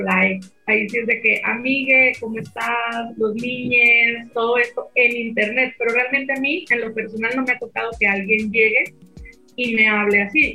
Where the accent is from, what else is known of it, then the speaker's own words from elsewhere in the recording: Mexico; acá en México